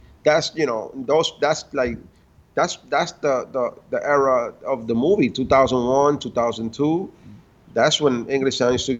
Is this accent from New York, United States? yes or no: yes; New York City, New York, United States; I'm from Washington Heights